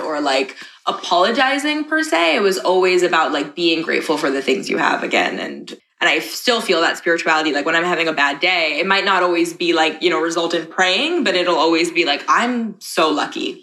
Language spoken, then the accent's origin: English; New York, United States; also born or lived in Dubai / Oman / Los Angeles; my parents are Pakistani, but I'm from New York